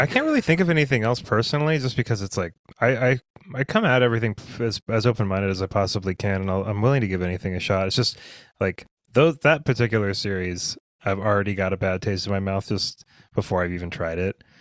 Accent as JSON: {"language": "English", "country": "United States", "tie": "born or raised there", "said": "growing up in the United States, I'm used to a certain kind of breakfast"}